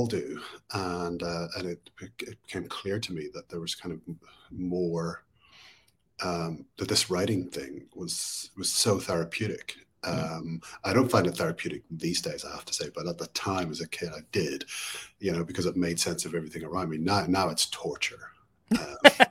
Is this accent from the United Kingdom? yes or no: yes; Belfast, Northern Ireland, United Kingdom; growing up in Northern Ireland, in Belfast, during the Troubles